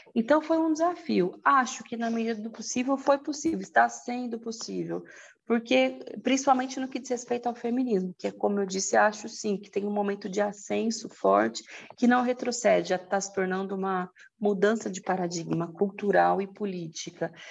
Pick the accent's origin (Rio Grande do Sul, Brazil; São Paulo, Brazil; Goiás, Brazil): São Paulo, Brazil; Presidente Prudente; moved away as an adult; now in São Paulo, Brazil; Eu sou do interior de São Paulo, de Presidente Prudente, me mudei para São Paulo quando eu passei na USP em letras